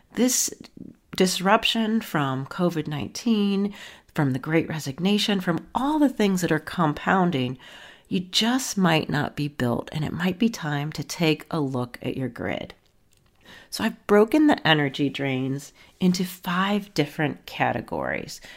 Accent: Akron, Ohio, United States; moved away; So I am from Akron, Ohio. I don't live there now, but hometown roots are in Akron, Ohio

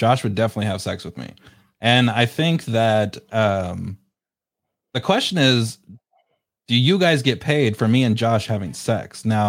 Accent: United Kingdom; I'm British.

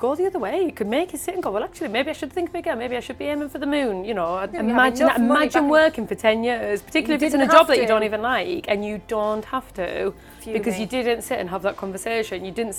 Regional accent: United Kingdom; we're very British

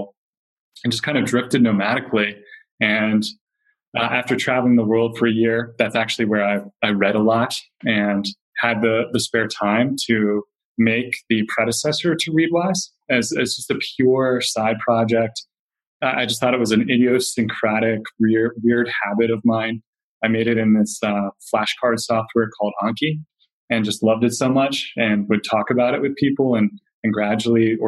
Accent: Philadelphia, Pennsylvania, United States; now in Bay Area, United States; I'm from Philadelphia

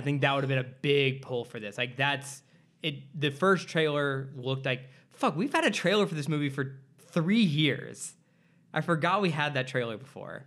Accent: Midwest, United States; now in Los Angeles, United States; I'm also from the Midwest

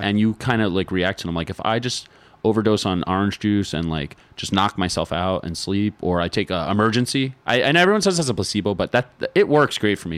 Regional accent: New York, United States; being from New York

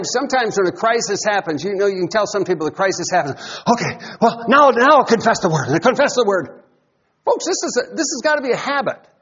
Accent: Iowa, United States; I grew up in Iowa

